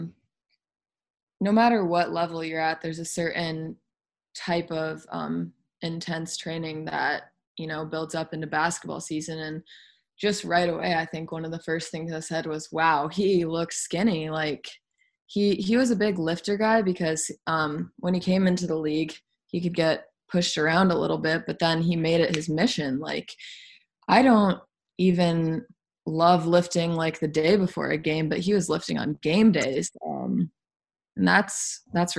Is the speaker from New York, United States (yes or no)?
no; Iowa, United States; now in Minnesota, United States; where I grew up in Iowa